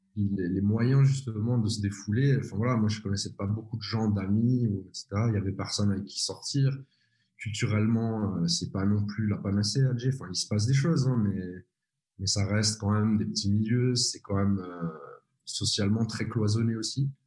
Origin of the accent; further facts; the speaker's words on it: Switzerland; je suis de Suisse